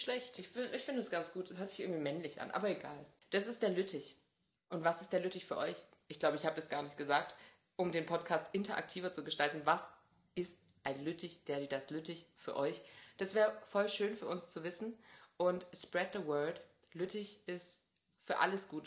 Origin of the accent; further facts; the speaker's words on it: Swabia, Germany; als Schwabe